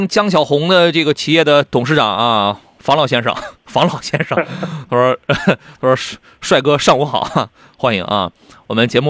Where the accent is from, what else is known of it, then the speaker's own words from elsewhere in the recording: Qingdao, Shandong, China; 他问青岛城阳有没有田老师的门店？你等着我回了我老家去开一个吧。